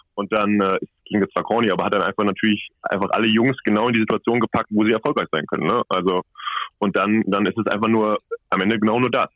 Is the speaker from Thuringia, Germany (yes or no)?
no; Cologne, North Rhine-Westphalia, Germany; moved away; ich komme ja aus Köln